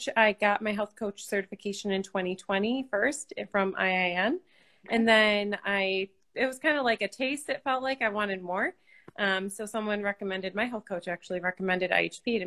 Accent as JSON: {"language": "English", "town": "Rochester", "region": "New York", "country": "United States", "tie": "born or raised there", "said": "I grew up in Rochester, New York, the area or outside of it."}